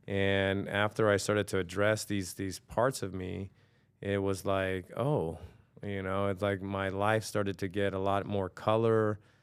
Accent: Norwalk, California, United States; also born or lived in New York; I grew up in Norwalk

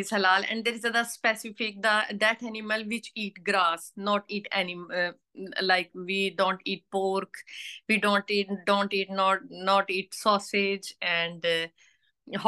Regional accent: Pakistan; moved away as an adult; now in Edinburgh, United Kingdom; we are Pakistani people

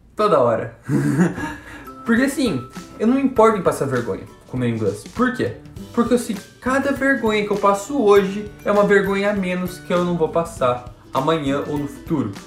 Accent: Curitiba, Paraná, Brazil; moved away as an adult; now in United States; Eu estudava no Colégio Internacional de Curitiba, tinha uma bolsa por lá, estudei lá por 4 anos

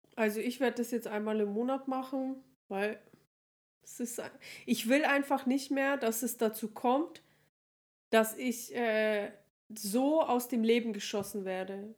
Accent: Regensburg, Bavaria, Germany; bei uns in Regensburg

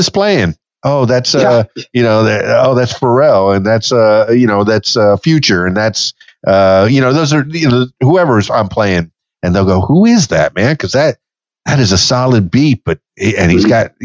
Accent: Miami, Florida, United States; also born or lived in Fort Lauderdale; now in Conway, Arkansas, United States; I grew up in Miami, by the way, in South Florida

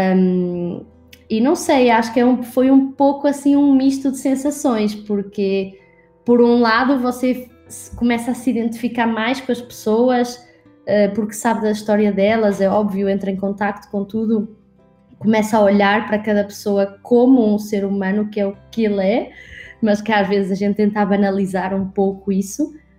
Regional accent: Portugal; accent: Portuguese; moved away as an adult; also born or lived in Scotland / Brazil; eu, na verdade, sou portuguesa, nasci em Portugal e morei em Portugal até aos meus 18 anos.

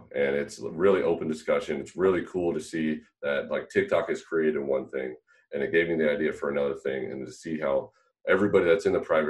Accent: about an hour from the Bay, California, United States; moved away; I'm from California originally, and I was about an hour from the Bay

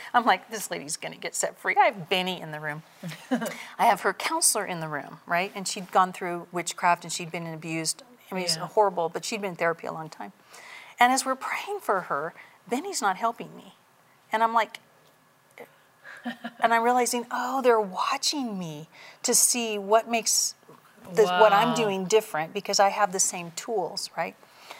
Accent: Redding, California, United States; My family's from Redding, and I was born when my dad was in the service. So I was born not in Redding, but I've been in Redding my entire life.

